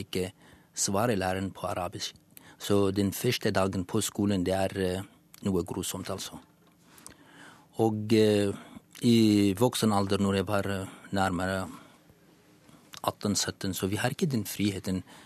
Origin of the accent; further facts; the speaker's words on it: Syria; first language Kurdish; Norwegian is a second language; moved away as an adult; now in Norway; kurder fra Syria